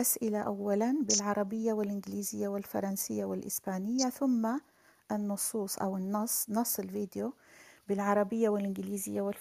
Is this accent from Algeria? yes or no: yes; Algeria; also born or lived in Berkane, Morocco; أنا أنا من الجزائر وولدت في المغرب في الحقيقة ولدت في مدينة بركان